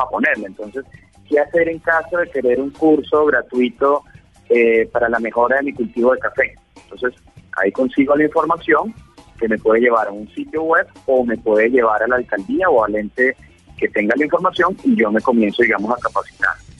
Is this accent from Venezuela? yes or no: yes; Venezuela; also born or lived in Pereira, Colombia; now in Colombia